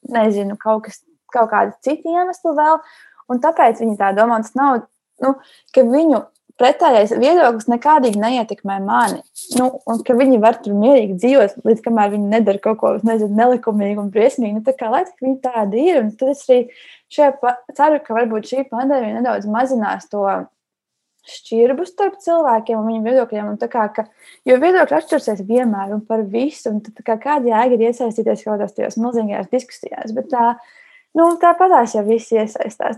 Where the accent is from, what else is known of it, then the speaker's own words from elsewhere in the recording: Latvia; jo mēs esam visi latvieši, visi šeit dzīvojam